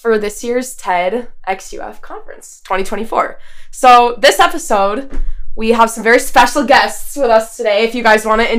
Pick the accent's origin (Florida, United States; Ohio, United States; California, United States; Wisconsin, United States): Wisconsin, United States; moved away as an adult; now in Gainesville, United States; I'm from Wisconsin.